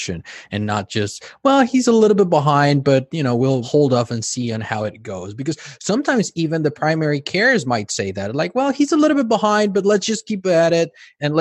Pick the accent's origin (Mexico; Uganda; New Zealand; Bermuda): Mexico; accent: Mexican; moved away; also born or lived in California; I'm from Mexico, so I have a Mexican accent